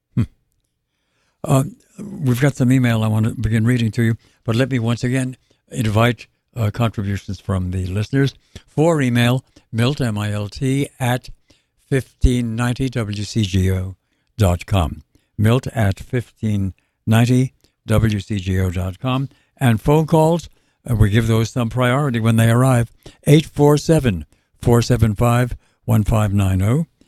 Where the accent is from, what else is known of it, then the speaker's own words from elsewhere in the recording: New York, United States; accent: New York; my native New York accent